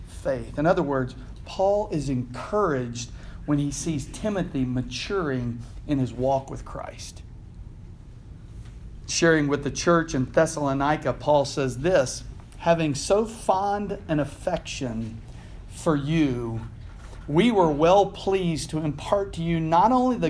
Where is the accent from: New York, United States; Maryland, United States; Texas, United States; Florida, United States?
Texas, United States; Houston; I'm from Houston.